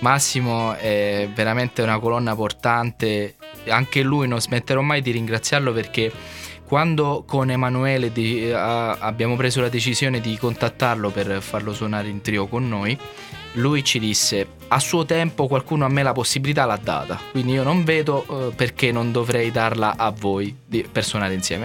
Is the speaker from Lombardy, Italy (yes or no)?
no; Sicily, Italy; moved away as an adult; now in Marche, Italy; Ero un fisarmonicista siciliano che era venuto a Castelfidardo